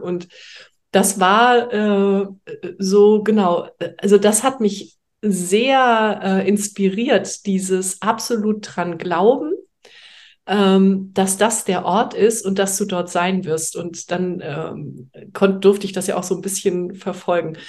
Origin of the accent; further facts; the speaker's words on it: Heidelberg, Baden-Württemberg, Germany; moved away as an adult; also born or lived in Hamburg; now in France; ursprünglich komme ich aus Heidelberg